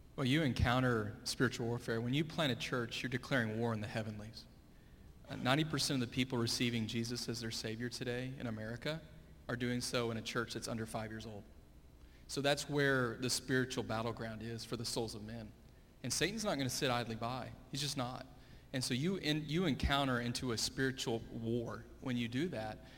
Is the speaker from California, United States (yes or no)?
no; Fort Worth, Texas, United States; also born or lived in Springfield, Missouri; I grew up here uh, at Hallmark, went to Crowley ISD